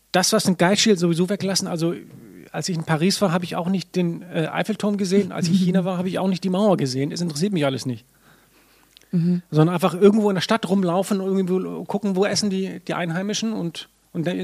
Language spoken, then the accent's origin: German; Reykjavik, Capital Region, Iceland; Ich bin geboren und aufgewachsen in Reykjavik.